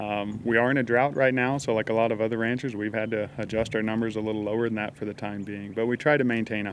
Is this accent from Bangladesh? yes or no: no; Oklahoma, United States; now in Texas, United States; it's work I grew up doing. I grew up farming in Oklahoma